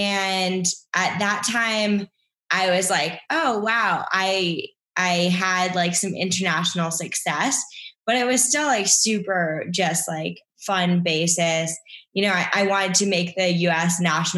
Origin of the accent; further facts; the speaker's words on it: Canada; I'm also Canadian, but I'm a dual citizen.